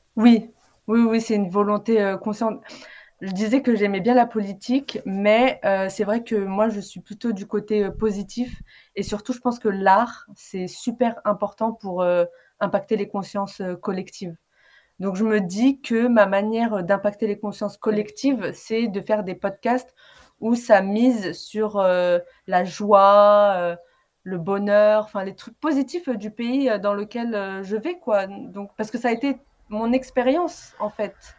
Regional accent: Paris region, Île-de-France, France; je suis d'origine tunisienne et euh, j'ai grandi en région parisienne

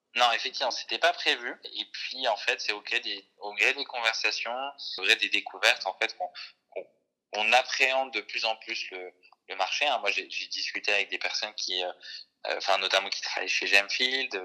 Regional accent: Jura, Bourgogne-Franche-Comté, France; moved away; je, crois que je suis né dans le Jura et en fait, là-bas, c'est un ancien terrain lapidaire.

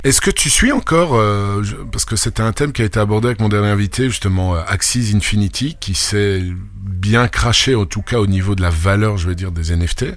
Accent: France; je suis pas français, je suis né en France, mais je suis pas français

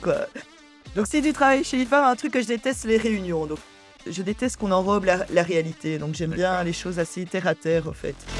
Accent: Brussels, Brussels-Capital Region, Belgium; J'étais à l'école à, Bruxelles

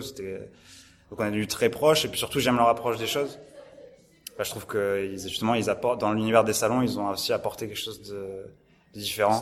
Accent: Montpellier, Occitania, France; je suis né dans, toujours à Montpellier. Toujours à Montpellier, toujours dans le sud.

